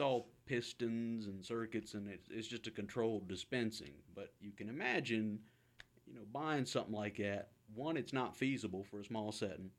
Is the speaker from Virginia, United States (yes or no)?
yes; Halifax, Virginia, United States; moved away as an adult; now in Kingston, Canada; originally from, and uh, this is kind of an added layer of, of humor to it, uh, Halifax, but the one in Virginia